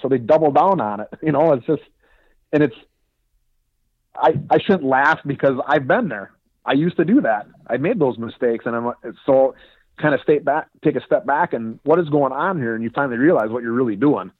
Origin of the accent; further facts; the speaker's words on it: Wisconsin, United States; also born or lived in southern Iowa; now in Iowa, United States; I'm from Wisconsin